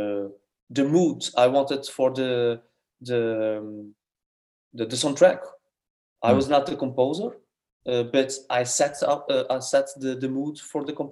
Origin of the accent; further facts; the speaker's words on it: Portugal; we are a small country